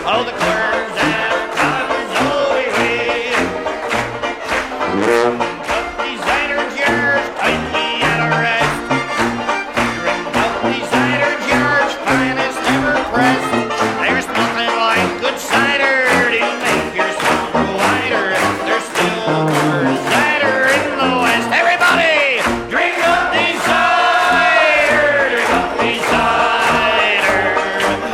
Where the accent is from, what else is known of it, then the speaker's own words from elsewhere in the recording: the West Country, South West England, United Kingdom; I'm from the Southwest country